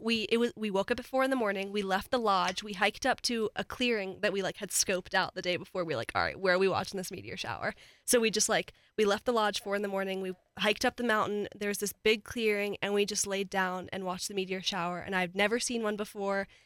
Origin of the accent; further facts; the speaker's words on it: United States; moved away as an adult; now in Colorado, United States; My house was literally right on the Maryland, Delaware line